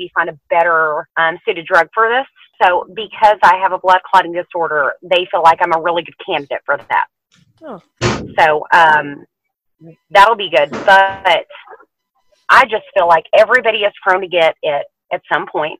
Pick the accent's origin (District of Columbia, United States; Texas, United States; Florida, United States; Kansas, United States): Texas, United States; I was born in Texas, raised in Texas